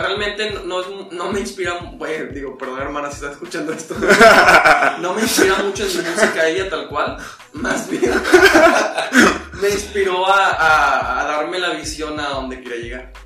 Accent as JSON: {"language": "Spanish", "town": "Monterrey", "region": "Nuevo León", "country": "Mexico", "tie": "born or raised there", "also_born_or_lived": "Morelia", "said": "nací en Morelia y crecí en una casa, digo, mis papás son de Morelia. Pero sí, siempre, o sea, desde muy niño estuve aquí en Monterrey, desde primaria, entonces ya soy regio."}